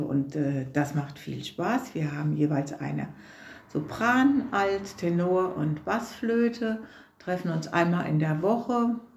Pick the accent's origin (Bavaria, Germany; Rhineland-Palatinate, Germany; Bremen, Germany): Rhineland-Palatinate, Germany; Flacht; now in Katzenelnbogen, Germany; geboren bin ich in Flacht